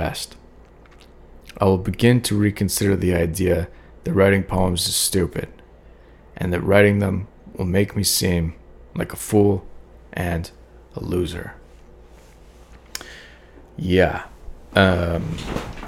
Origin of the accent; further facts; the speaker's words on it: Calgary, Alberta, Canada; moved away as an adult; now in Toronto, Canada; I moved up to this city that was way bigger than Calgary, where I grew up